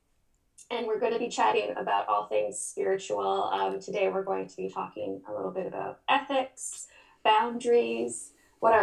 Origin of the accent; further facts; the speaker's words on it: Ottawa, Ontario, Canada; now in Toronto, Canada; I'm originally from Ottawa. I live in Toronto.